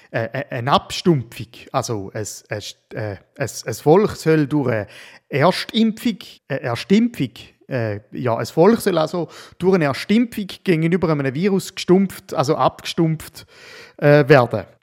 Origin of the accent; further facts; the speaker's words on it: Switzerland; Und obwohl wir die Pandemie als Schweizer zwar die meiste Zeit in der VIP-Loge haben können verbringen, just relaxing in the Swiss Alps.